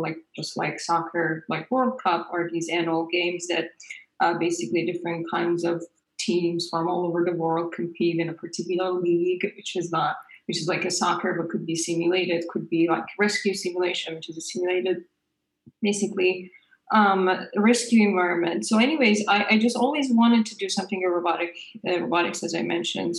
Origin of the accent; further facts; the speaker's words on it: Iran; moved away; I grew up in Iran. This is our high school in Iran